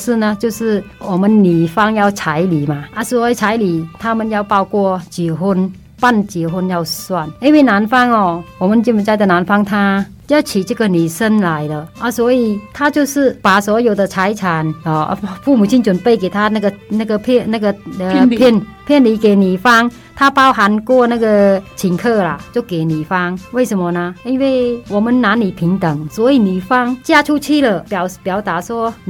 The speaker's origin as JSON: {"language": "Chinese", "country": "Taiwan", "said": "然后我建议说，我们台湾人如果去的话，还是多些那个礼仪"}